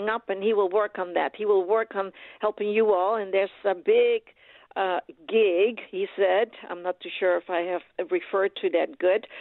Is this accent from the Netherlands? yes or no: yes; Netherlands; I am from Holland, you all, so I'm Dutch